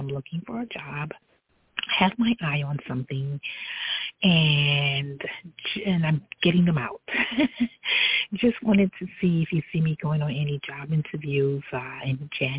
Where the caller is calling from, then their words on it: New York City, New York, United States; I'm calling from New York City.